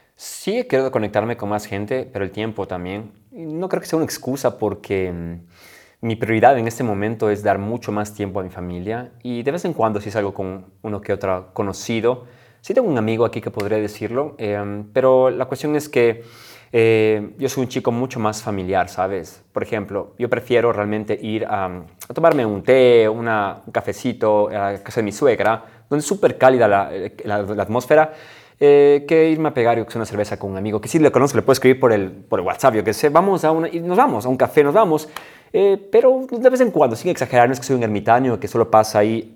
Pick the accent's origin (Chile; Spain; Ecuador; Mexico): Ecuador; moved away as an adult; en mi país nunca damos la mano a una mujer